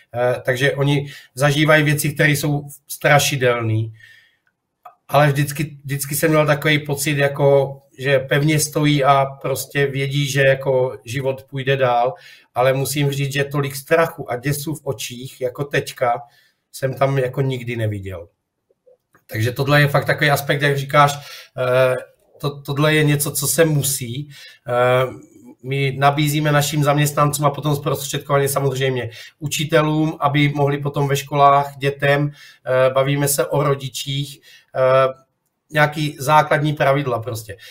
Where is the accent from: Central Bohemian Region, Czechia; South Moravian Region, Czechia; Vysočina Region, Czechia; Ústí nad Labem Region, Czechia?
South Moravian Region, Czechia; Boskovice; moved away as an adult; now in Turkey; jsem Čech narozený v Boskovicích